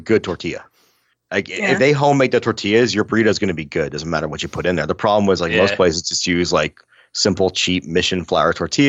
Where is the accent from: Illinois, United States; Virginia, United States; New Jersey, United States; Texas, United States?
Virginia, United States; I grew up in Virginia with my German grandparents